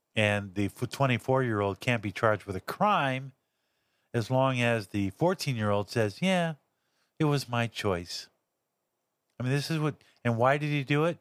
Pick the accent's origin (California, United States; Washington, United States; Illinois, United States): California, United States; Los Angeles; also born or lived in Santa Barbara; I'm actually from Los Angeles